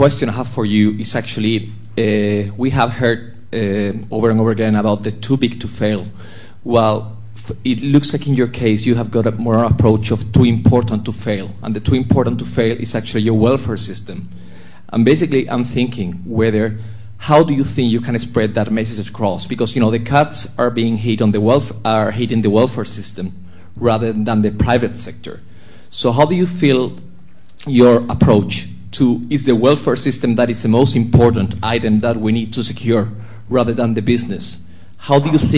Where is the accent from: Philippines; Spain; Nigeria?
Spain; moved away as an adult; now in United Kingdom; I come from Spain